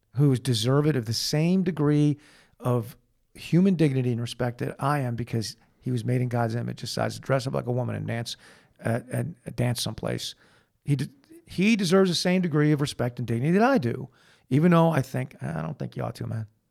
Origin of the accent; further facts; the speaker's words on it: Manhasset, New York, United States; I was born in Manhasset, New York on November nineteenth, nineteen sixty-three